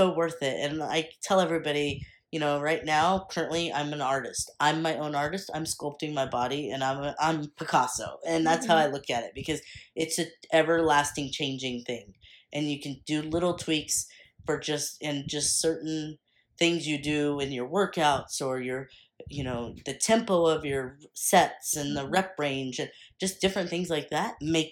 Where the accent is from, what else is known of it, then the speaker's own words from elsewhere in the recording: Texas, United States; I'm from Texas.